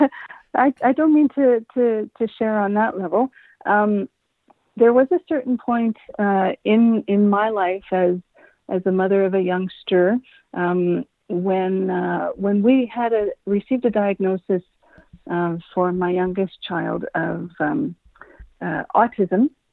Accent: Edmonton, Alberta, Canada; moved away as an adult; I am uh, born, raised Edmonton, Alberta native.

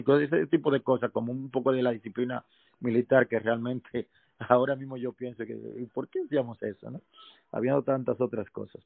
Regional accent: Santo Domingo, Distrito Nacional, Dominican Republic; yo nací en Santo Domingo

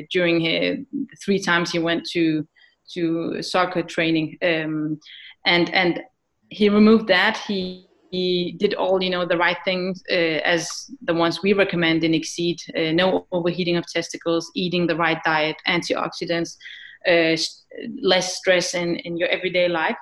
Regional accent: Iraq; I am from Iraq

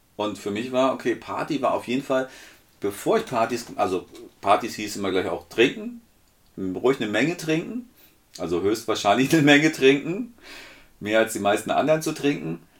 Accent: Northern Germany, Germany; wo ich herkomme

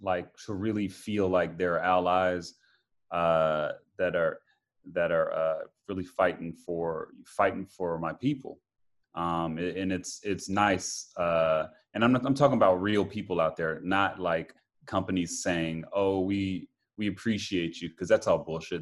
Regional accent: Atlanta, Georgia, United States; moved away as an adult; also born or lived in Las Vegas; now in California, United States; in my hometown of Atlanta

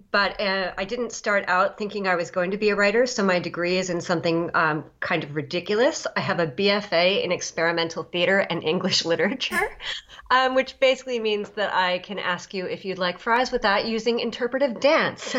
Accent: Long Island, New York, United States; I'm from uh, Long Island, New York

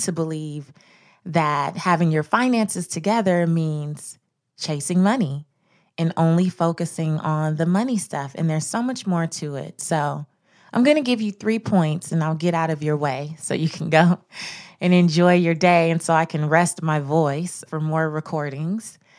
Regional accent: Los Angeles, California, United States; I grew up in South Central Los Angeles

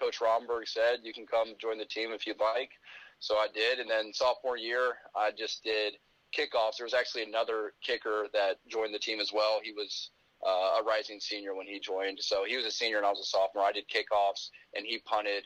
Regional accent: Decatur, Georgia, United States; I'm from Decatur, Georgia. Grew up a Georgia Tech basketball fan

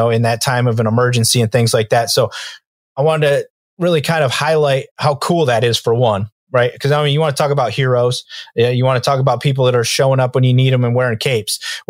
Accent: Fillmore, New York, United States; I grew up in Fillmore, New York

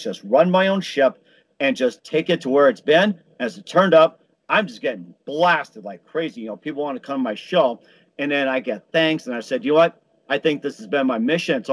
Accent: Chicago, Illinois, United States; also born or lived in Milwaukee, Wisconsin; growing up in Chicago, although I was born in Milwaukee

